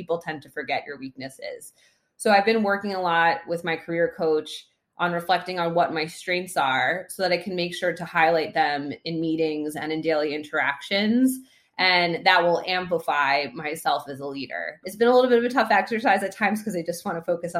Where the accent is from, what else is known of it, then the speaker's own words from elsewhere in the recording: New York, United States; I've been a New Yorker my entire life. I grew up in New York